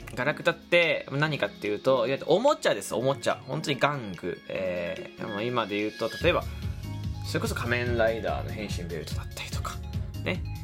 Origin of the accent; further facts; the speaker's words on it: Fukuoka, Japan; moved away; 福岡出身